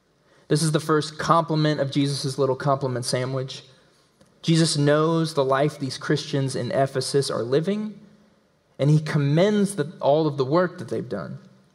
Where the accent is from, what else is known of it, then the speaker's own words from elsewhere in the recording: the South, United States; accent: southern; and this is in my southern accent, is the Greek word angelos.